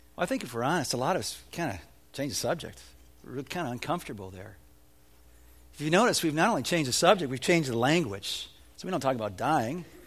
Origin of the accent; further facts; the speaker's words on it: Evanston, Illinois, United States; When I was a boy growing up in Evanston, Illinois